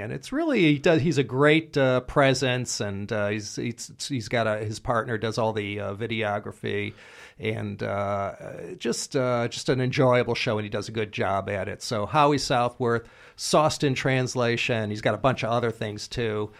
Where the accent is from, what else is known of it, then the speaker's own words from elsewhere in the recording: United States; I'm an American